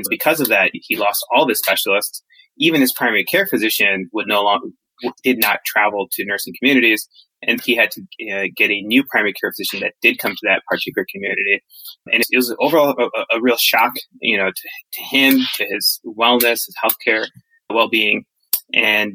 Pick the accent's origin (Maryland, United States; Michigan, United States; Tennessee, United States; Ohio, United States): Michigan, United States; moved away as an adult; also born or lived in New York / Boston; I grew up in Michigan and have been in the Northeast, New York, Boston for the past decade or so.